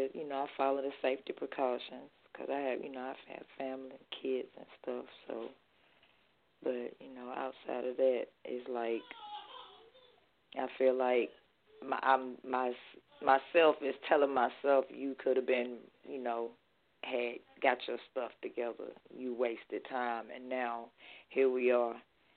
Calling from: Athens, Georgia, United States; hey, this is … calling from Athens, Georgia.

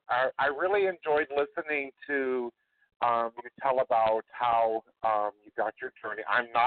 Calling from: Chicago, Illinois, United States; I'm calling from Chicago, Illinois.

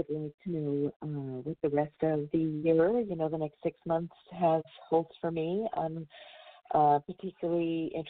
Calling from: California, United States; I'm calling from California.

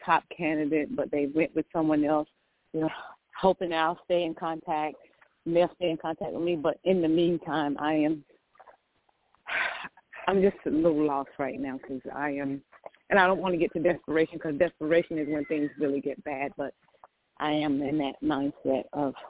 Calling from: Georgia, United States; I'm calling from Georgia.

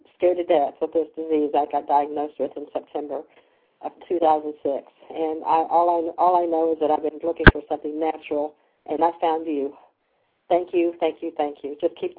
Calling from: Lexington, Kentucky, United States; from Kentucky in Lexington.

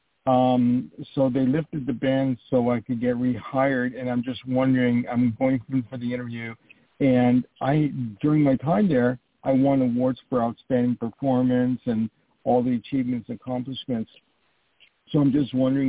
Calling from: New York, United States; I'm calling from New York

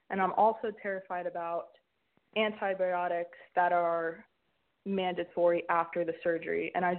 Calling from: Hawaii, United States; Hi, I called last week. I was the one from Hawaii and got staph infection, double dose of antibiotics and breathing problems, brain fog, quacko doctors.

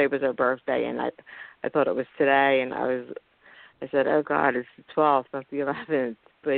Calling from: Philadelphia, Pennsylvania, United States; from Philadelphia, Pennsylvania.

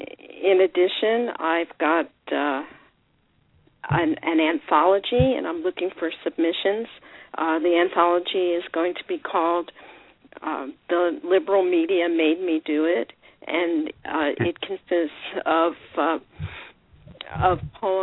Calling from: Lake Forest, California, United States; I'm calling from Lake Forest, California. That's in Orange County

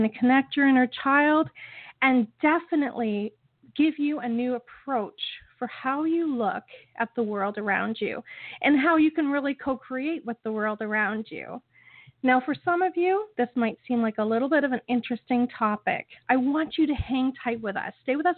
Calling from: Niagara Falls, Ontario, Canada; I am calling in from Niagara Falls, Ontario

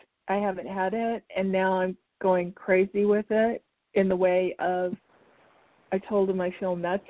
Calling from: Arizona, United States

